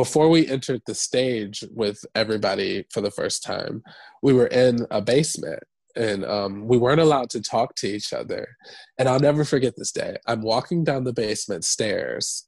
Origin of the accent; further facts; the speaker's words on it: Michigan, United States; moved away as an adult; also born or lived in Atlanta, Georgia; now in New York, United States; Growing up in Michigan, I felt like I couldn't, like, be myself